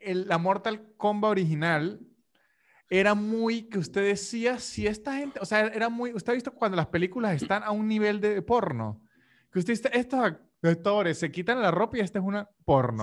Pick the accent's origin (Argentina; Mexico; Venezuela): Venezuela; Venezuelan Andes; De donde soy yo, que es los Andes venezolanos, y esa parte de Colombia que está pegada a Venezuela, hablamos de usted